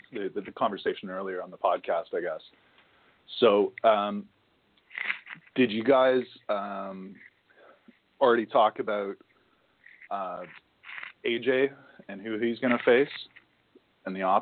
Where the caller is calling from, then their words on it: Ontario, Canada; from Ontario.